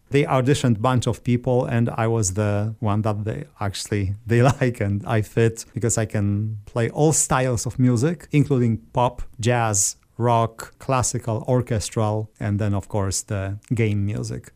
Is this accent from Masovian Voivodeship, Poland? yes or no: no; Żary, Lubusz Voivodeship, Poland; moved away as an adult; also born or lived in Orlando area, Florida; now in Orlando, United States; I grew up in southwestern part of Poland. When you look at the map, it's halfway between Prague and Berlin, uh, where I was born. The name of the city is Jari